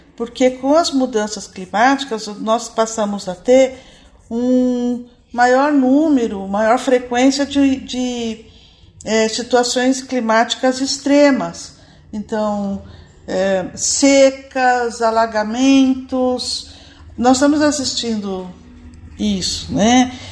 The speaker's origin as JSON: {"language": "Portuguese", "country": "Brazil", "said": "nós, como brasileiros"}